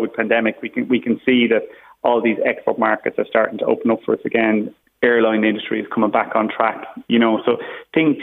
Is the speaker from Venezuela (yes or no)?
no; Ireland; as the Irish as a population